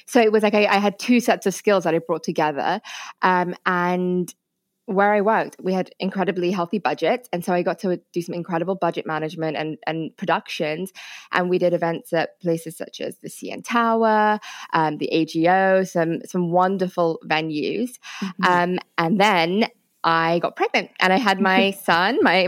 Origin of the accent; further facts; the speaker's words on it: India; I'm actually Indian. As in India